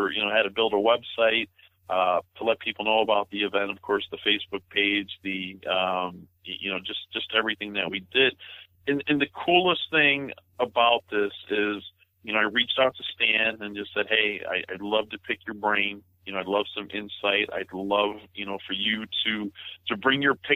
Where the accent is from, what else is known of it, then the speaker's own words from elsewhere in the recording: Blue Island, Illinois, United States; my hometown of Blue Island, right down the street from Raceway Park